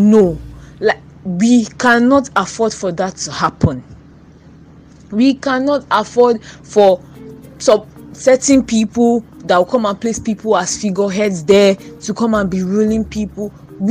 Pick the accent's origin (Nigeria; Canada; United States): Nigeria; I would say, dear Nigerian youths, I will use we because I am a Nigerian youth.